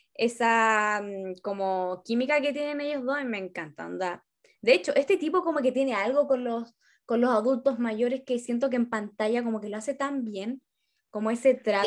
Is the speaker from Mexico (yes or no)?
no; northern Chile, Chile; moved away as an adult; now in Santiago, Chile; hoy yo soy norteña